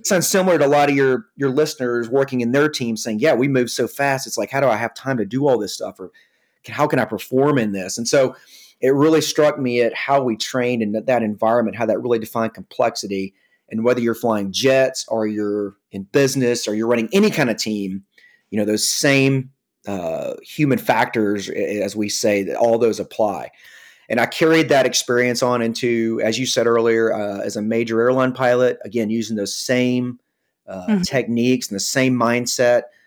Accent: Atlanta, Georgia, United States; I come from the Atlanta, Georgia area. Uh, was born and raised here

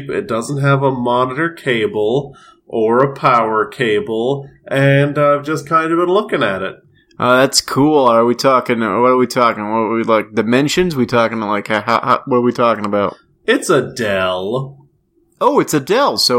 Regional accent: Australia; what do you know? I'm Australian.

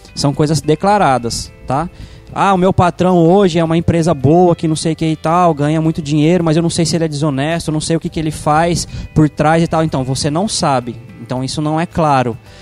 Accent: Brazil; como brasileiro de maneira geral

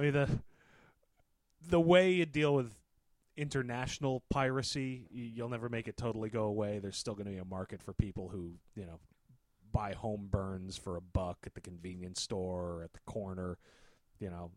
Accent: United States; being an American

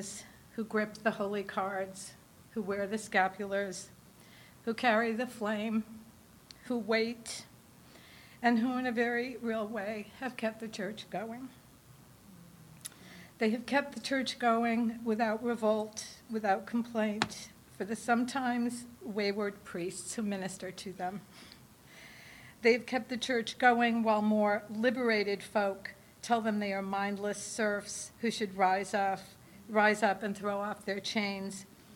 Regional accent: New Hampshire, United States; now in Los Angeles, United States; I come from New Hampshire

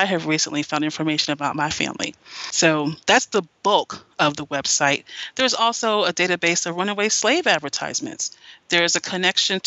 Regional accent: Greensboro, North Carolina, United States; I'm from North Carolina. My family's from North Carolina, and I grew up in Greensboro.

